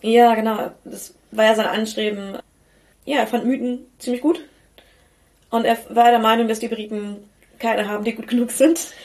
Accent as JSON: {"language": "German", "region": "North Rhine-Westphalia", "country": "Germany", "said": "wir kommen aus Ostwestfalen und nicht aus Osteuropa. Unser Blick und unsere Aussprache sind entsprechend geprägt."}